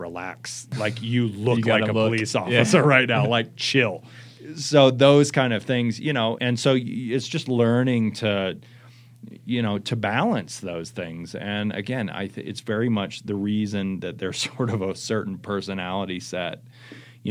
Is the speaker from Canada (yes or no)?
no; United States; as an American citizen